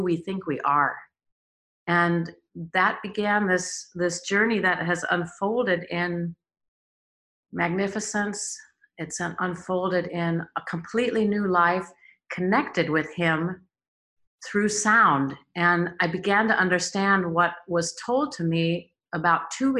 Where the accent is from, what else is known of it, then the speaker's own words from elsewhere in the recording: Los Angeles, California, United States; moved away as an adult; also born or lived in Germany; I grew up in Los Angeles